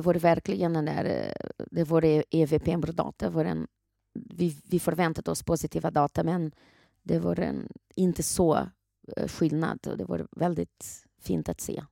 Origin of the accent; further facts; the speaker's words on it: Brazil; now in Sweden; Brasilien, där jag kommer ifrån ursprungligen